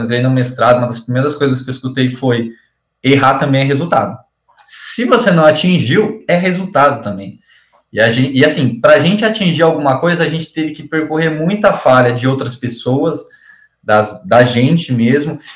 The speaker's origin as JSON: {"language": "Portuguese", "town": "Campo Mourão", "region": "Paraná", "country": "Brazil", "said": "nós somos de Campo Mourão"}